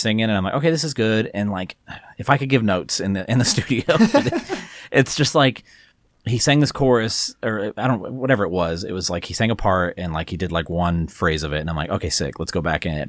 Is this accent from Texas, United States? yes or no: yes; Texas, United States; growing up in Texas like we did